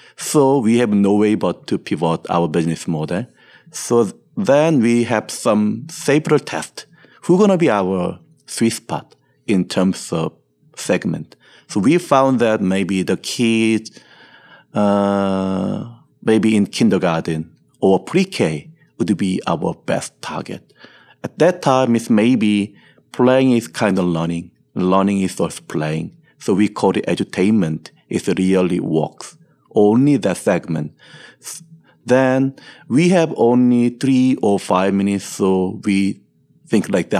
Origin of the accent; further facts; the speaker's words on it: Seoul, South Korea; I was born and raised in Seoul, South Korea